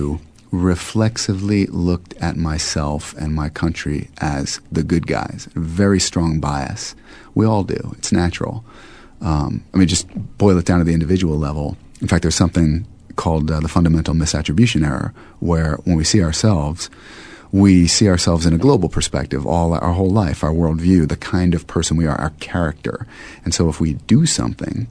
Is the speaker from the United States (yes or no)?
yes; United States; as an American